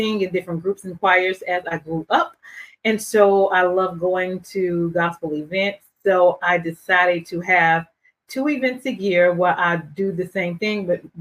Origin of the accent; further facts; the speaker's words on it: Durham, North Carolina, United States; I am from Durham, North Carolina